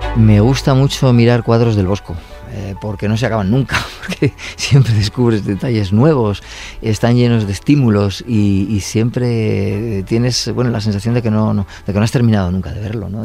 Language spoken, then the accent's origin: Spanish; La Rioja, Spain; soy riojano